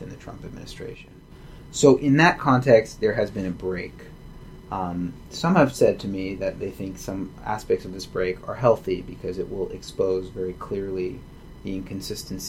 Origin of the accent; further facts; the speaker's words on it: United States; grew up in a very rich, sort of culturally rich and religiously observant American Jewish context